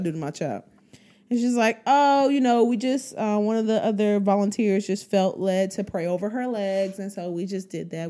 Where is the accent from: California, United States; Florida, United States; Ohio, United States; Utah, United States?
Ohio, United States; Trotwood; I grew up in Trotwood, but the church I went to wasn't in Trotwood